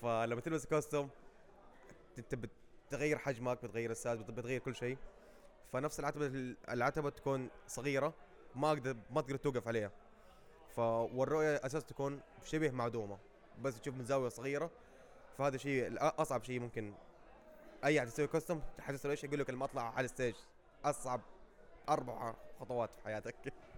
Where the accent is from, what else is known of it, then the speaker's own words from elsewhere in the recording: Saudi Arabia; إحنا كدولة سعودية